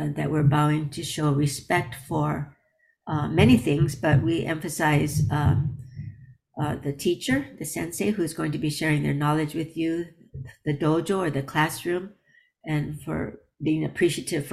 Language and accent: English; United States; I grew up in America